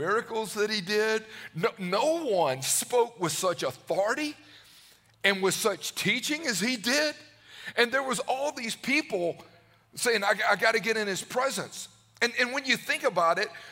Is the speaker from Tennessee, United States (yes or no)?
no; Newnan, Georgia, United States; I grew up in Georgia. I grew up in Noonan.